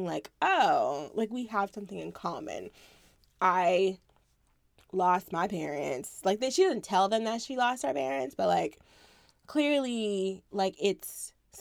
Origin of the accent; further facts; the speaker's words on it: Florida, United States; It's cool being a Florida kid